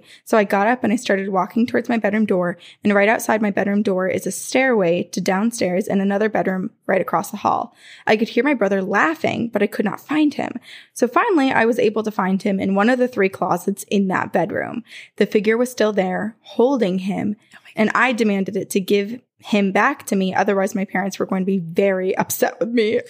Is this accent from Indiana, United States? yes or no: yes; Indiana, United States; I'm from Indiana. I grew up in a small town and the entire town has just an eerie vibe.